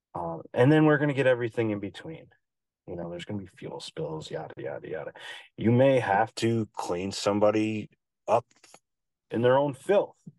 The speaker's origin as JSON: {"language": "English", "town": "Albany", "region": "New York", "country": "United States", "tie": "born or raised there", "also_born_or_lived": "Philadelphia", "lives_now": "Saratoga Springs, United States", "said": "I'm from Albany, New York"}